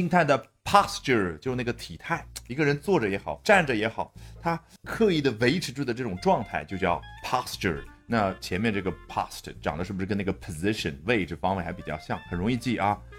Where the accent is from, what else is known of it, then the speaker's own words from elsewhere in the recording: China; 毕竟咱们是中国人，